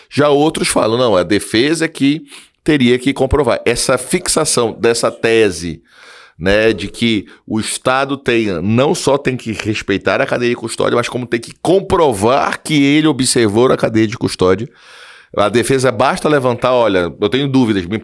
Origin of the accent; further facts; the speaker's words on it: Belém, Pará, Brazil; moved away; also born or lived in Maranhão; Eu nasci em Belém, por isso Paysandu.